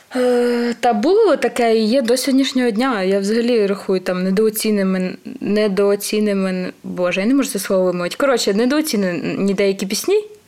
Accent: Podillia, Ukraine; я сама з Поділля.

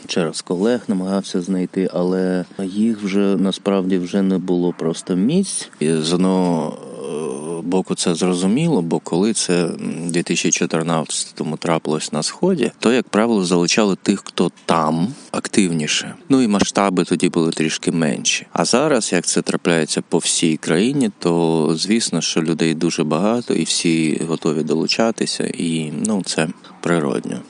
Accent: Mykolaiv, Mykolaiv Oblast, Ukraine; moved away as an adult; also born or lived in Kyiv; Народився в місті Миколаєві у 2002-му, поступив в університет, переїхав в Київ, з тих пір жив в Києві

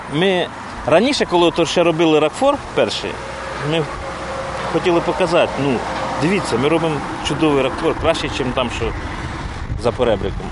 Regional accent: Pryluky, Chernihiv Oblast, Ukraine; also born or lived in Kyiv; now in Hnidyn, Ukraine; я сам з Прилук, я жив в Києві, ну, з Прилуцького району.

